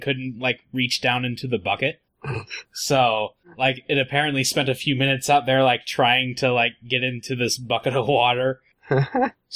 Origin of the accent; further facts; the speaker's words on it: Mount Vernon, Ohio, United States; moved away; his hometown and my hometown is like the same